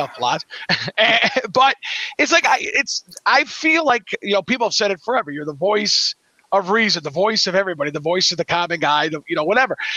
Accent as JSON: {"language": "English", "town": "Cleveland", "region": "Ohio", "country": "United States", "tie": "born or raised there", "said": "I grew up in Cleveland, Ohio"}